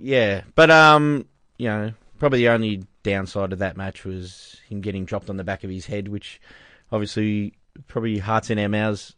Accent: Australia; We're Australian here.

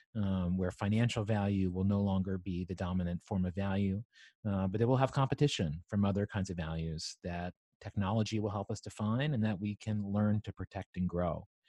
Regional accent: Southwest Virginia, United States; moved away as an adult; also born or lived in New York City; I grew up in Southwest Virginia on a farm

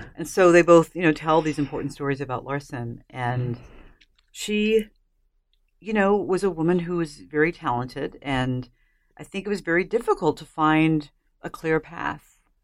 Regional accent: United States; I'm an American

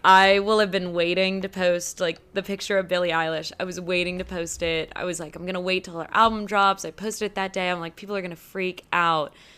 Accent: Baton Rouge, Louisiana, United States; painter from Baton Rouge, Louisiana

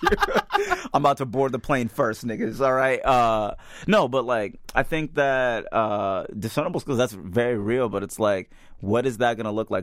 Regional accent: Midwest, United States; I'm a Midwesterner

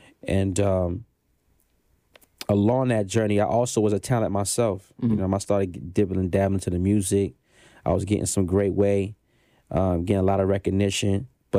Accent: Brooklyn, New York, United States; also born or lived in Anchorage / Baltimore / Denton / Killeen; Yes, I'm from Panama. Soy siento por ciento panameño. {S1} Ooh. {S3} You know what I'm saying? So let's start there. That's the origin, right? Okay. Born in Brooklyn.

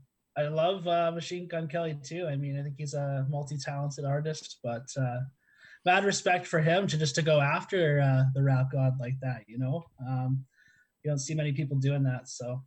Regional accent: Canada; just as a Canadian hockey fan

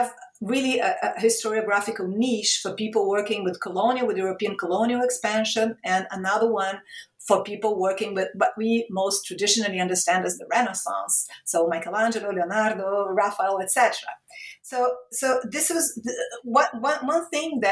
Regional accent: Rio de Janeiro, Brazil; moved away as an adult; also born or lived in Italy / Portugal; I started working at my hometown state university, Rio de Janeiro State University

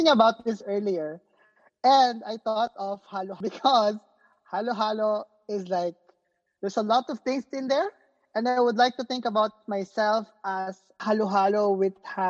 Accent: Philippines; English is a second language; moved away as an adult; now in Honolulu, United States; I'm born and raised in the Philippines. And now I'm based in Honolulu just for my PhD

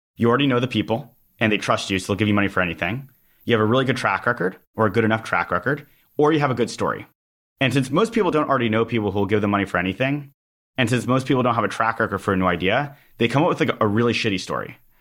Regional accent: Los Angeles, California, United States; I'm from Los Angeles

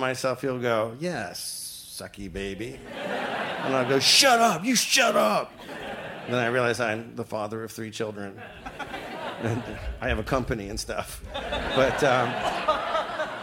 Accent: Toronto, Ontario, Canada; moved away as an adult; also born or lived in Los Angeles; we grew up in government-assisted housing in Scarborough.

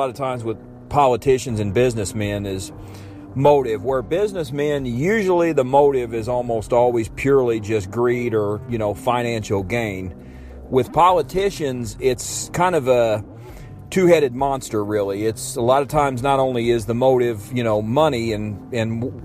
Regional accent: Illinois, United States; my home state of Illinois

